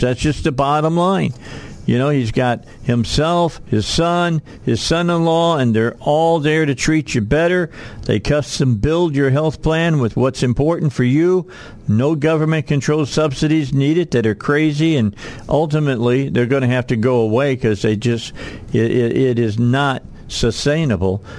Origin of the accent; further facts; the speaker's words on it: outside of Chicago, Illinois, United States; now in Arkansas, United States; I wasn't born in Arkansas. I'm a I'm I'm an adopted Arkansan, but the bottom line is I grew up outside of Chicago